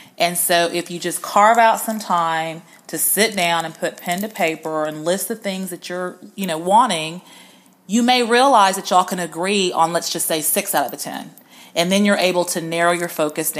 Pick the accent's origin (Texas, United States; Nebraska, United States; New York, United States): Texas, United States; Houston; also born or lived in Atlanta, Georgia / Washington, D.C.; I'm from Houston. Houston is home